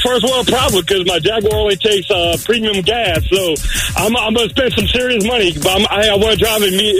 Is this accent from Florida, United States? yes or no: no; New Orleans, Louisiana, United States; I'm from New Orleans, but you know, I'm originally from Italy. Oh, like my mom's family, my dad's family, they're all from Italy.